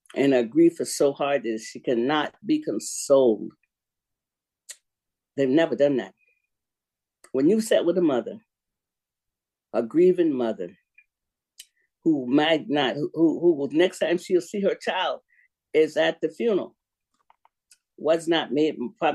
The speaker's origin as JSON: {"language": "English", "town": "Sanford", "region": "Florida", "country": "United States", "tie": "born or raised there", "moved": "yes", "lives_now": "Seattle, United States", "said": "We grew up together in Sanford, Florida, in Goldsboro"}